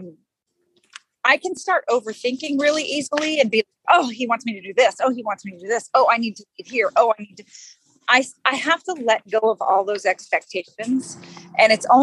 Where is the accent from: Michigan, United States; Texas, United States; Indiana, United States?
Texas, United States; I grew up in Texas